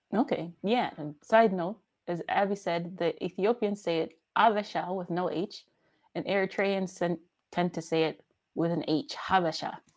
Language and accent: English; Washington, District of Columbia, United States; moved away as an adult; now in Germany; somebody from my hometown area, DC